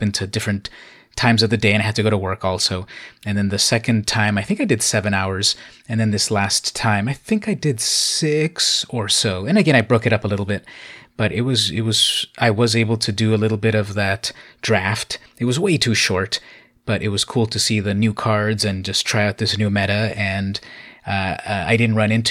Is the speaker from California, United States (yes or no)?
yes; Imperial Beach, California, United States; I grew up here in the San Diego area, Imperial Beach, a suburb